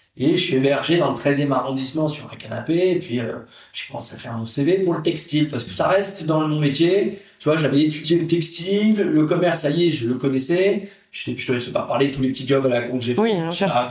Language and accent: French; Netherlands; moved away; je suis néerlandais.